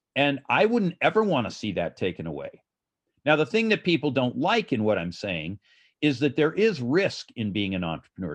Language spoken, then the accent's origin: English; Los Angeles, California, United States; Los Angeles, my hometown